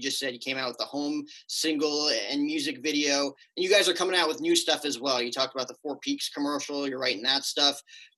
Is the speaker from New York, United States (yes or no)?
no; northern New Jersey, United States; moved away as an adult; now in Phoenix area, United States; I am from northern New Jersey. So I came all the way out here to get away from the winters